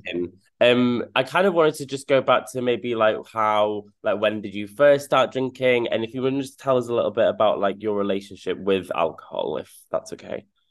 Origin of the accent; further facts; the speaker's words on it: North Wales, United Kingdom; I was brought up in North Wales